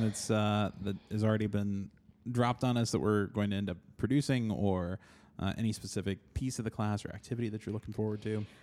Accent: Oklahoma, United States; I grew up in Oklahoma

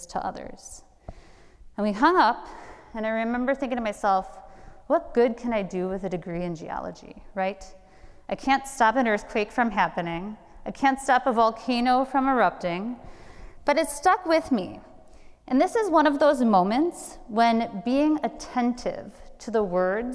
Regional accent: Milwaukee, Wisconsin, United States; moved away as an adult

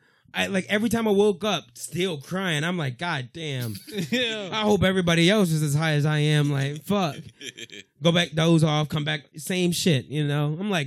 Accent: United States; I'm an American. I'm a patriot.

